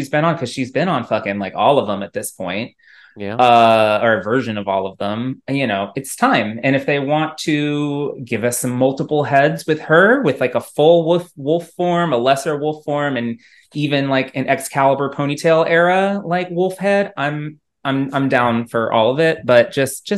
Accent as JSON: {"language": "English", "region": "Texas", "country": "United States", "said": "I'm from Texas"}